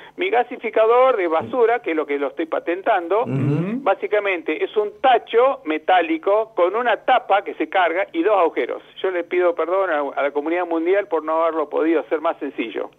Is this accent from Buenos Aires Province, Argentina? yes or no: yes; Banfield, Buenos Aires Province, Argentina; moved away; also born or lived in United States; yo nací en Estados Unidos, a los cinco años eh, vine a Argentina y de los cinco hasta que me recibí ingeniero, 25, 20 años viviendo ahí en Banfield